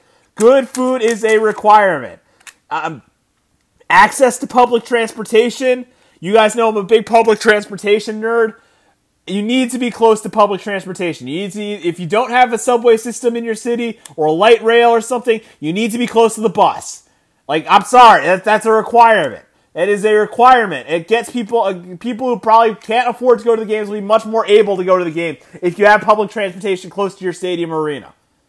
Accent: New York, United States; now in Washington, D.C., United States; I'm from New York originally

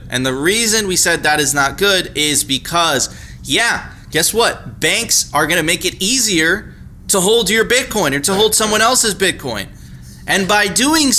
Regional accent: Venezuela; I'm from Venezuela

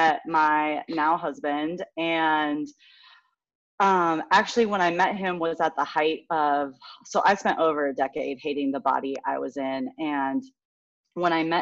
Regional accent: California, United States; also born or lived in Connecticut / Knoxville, Tennessee; now in Fayetteville, United States; I am originally from California, now living in Fayetteville, Arkansas.

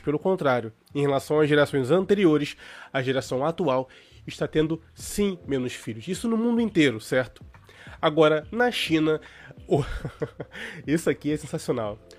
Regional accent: Brazil; como brasileiros

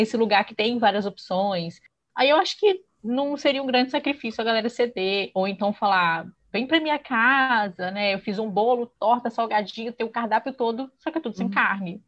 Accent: Espírito Santo, Brazil; accent: mineirês; sou capixaba, então se alguém estranhar que de vez em quando sai um mineirês de leve aqui, é porque tá tudo do lado

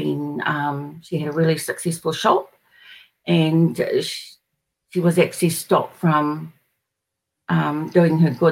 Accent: New Zealand; I'm from New Zealand

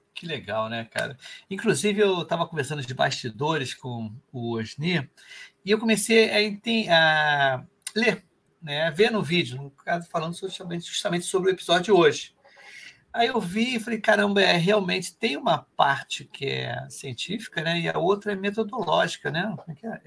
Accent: Rio de Janeiro, Brazil

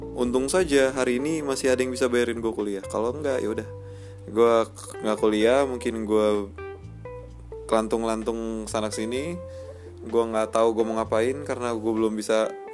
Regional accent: West Java, Indonesia; also born or lived in Jakarta; Gue berasal dari Cibubur Ya domisili gue Bogor

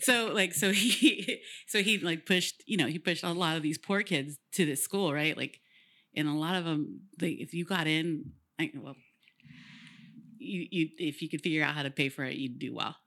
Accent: Woodland, California, United States; I'm from Wood, Woodland

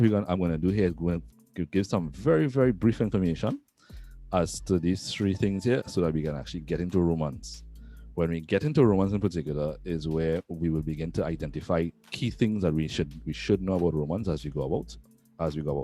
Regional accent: Trinidad & Tobago

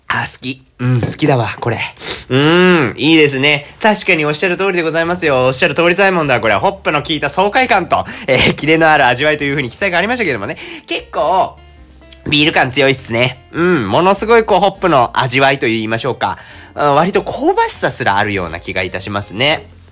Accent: Sasebo, Nagasaki, Japan; moved away; 長崎県の佐世保市にちょっと帰省をしておりました

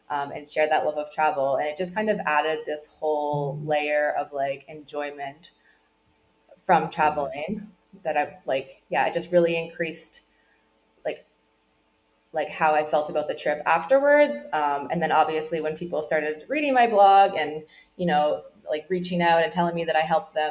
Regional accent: Newfoundland and Labrador, Canada; now in Puerto Vallarta, Mexico; I grew up in Newfoundland

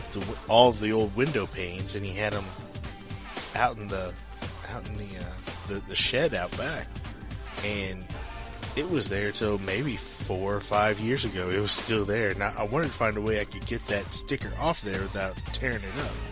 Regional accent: St. Louis, Missouri, United States; the black station that we grew up with in St. Louis.

